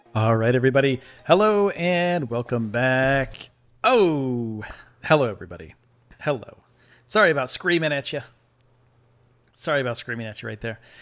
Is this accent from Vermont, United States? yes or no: no; Buffalo, New York, United States; now in Texas, United States; I'm from the Buffalo area